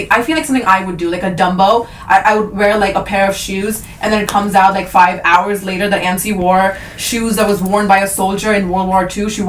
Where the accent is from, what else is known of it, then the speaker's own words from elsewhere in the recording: India; Like I think we're Indian, and I'm allowed to laugh at this.